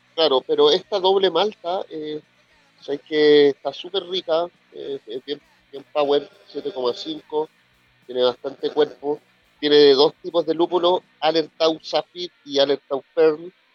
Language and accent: Spanish; Chile; cómo somos acá en Chile